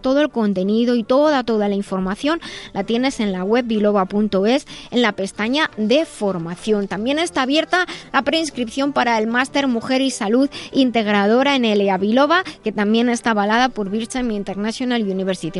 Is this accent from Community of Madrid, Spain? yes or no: yes; Madrid, Community of Madrid, Spain; soy de Madrid, España